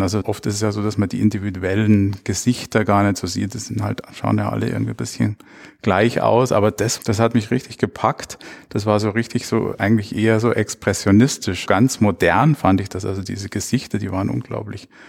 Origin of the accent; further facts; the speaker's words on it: Munich, Bavaria, Germany; ich bin 1960 in München geboren und aufgewachsen